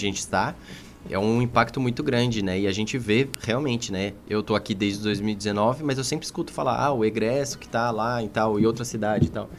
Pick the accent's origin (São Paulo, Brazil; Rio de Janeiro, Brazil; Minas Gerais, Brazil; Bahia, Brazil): São Paulo, Brazil; São Bernardo do Campo; moved away as an adult; also born or lived in Governador Valadares; Eu, eu sou de São Paulo